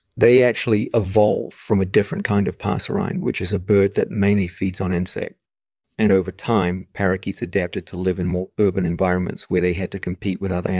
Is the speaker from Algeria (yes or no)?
yes; Algeria; now in France; when I was a kid growing up in Algeria